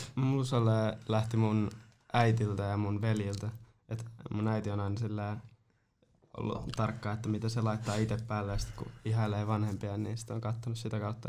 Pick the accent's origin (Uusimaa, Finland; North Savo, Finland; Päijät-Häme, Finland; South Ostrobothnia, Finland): South Ostrobothnia, Finland; Nurmo; en edes ole Seinäjältä, mä oon Nurmosta